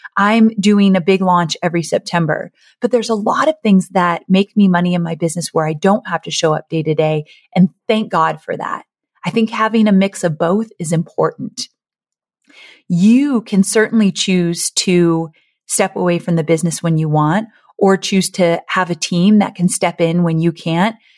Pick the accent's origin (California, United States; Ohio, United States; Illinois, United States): California, United States; Orange County; moved away; I grew up in Orange County near L